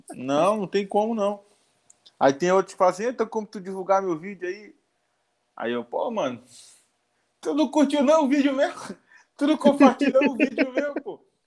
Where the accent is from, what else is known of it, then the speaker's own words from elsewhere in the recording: Manaus, Amazonas, Brazil; sou de Manaus